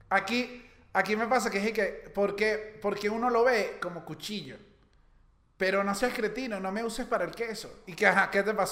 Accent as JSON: {"language": "Spanish", "country": "Venezuela", "said": "No, soy venezolano."}